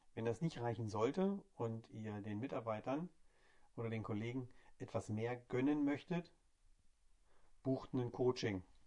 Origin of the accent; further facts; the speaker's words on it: Hamburg, Germany; ich komme aus Hamburg